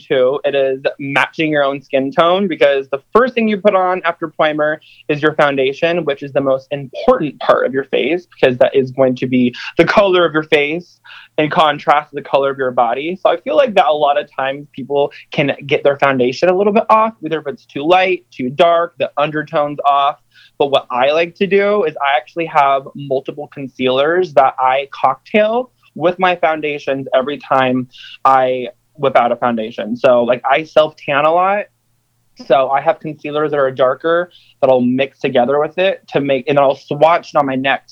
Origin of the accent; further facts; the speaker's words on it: Kansas City, Missouri, United States; moved away as an adult; now in Los Angeles, United States; I live in Los Angeles now, but I'm originally from Kansas City, Missouri, actually a suburb of Kansas